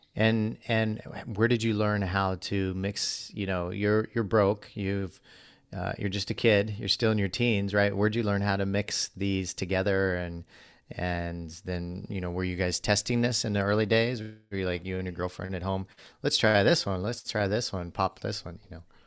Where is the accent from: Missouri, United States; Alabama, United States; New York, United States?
Missouri, United States; I grew up in Missouri